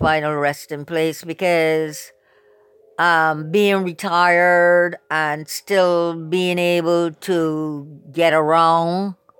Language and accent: English; Barbados; now in United States; I also realized that they still had prejudice in the South. We had never experienced anything like that in Barbados.